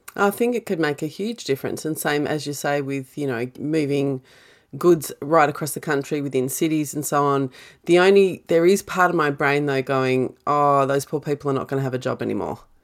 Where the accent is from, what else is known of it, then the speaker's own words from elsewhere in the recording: Australia; being Australian